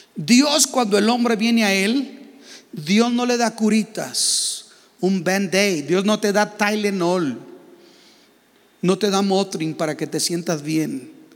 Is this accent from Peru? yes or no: no; Mexico